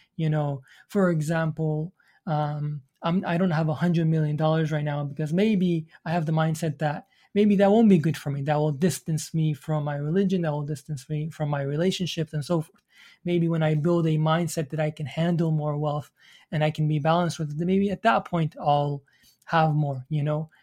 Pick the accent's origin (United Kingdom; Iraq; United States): Iraq; moved away; I'm from the Middle East. So I came from, my parents are from Iran. I was, um, from Iraq.